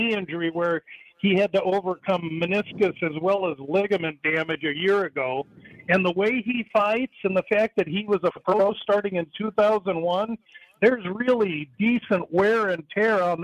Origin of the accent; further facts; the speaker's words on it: Nebraska, United States; my home state of Nebraska